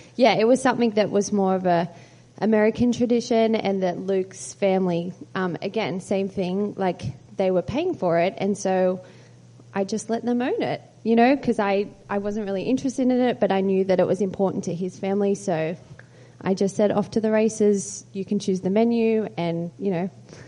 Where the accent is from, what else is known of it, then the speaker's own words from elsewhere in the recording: Australia; moved away as an adult; I am Australian, but I've lived here for 7 years, so I feel like I've got a bit of a hybrid, but...